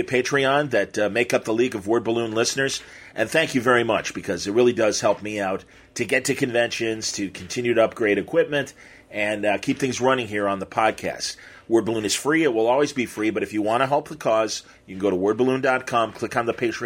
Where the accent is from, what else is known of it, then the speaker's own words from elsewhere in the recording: Midwest, United States; we're both from the Midwest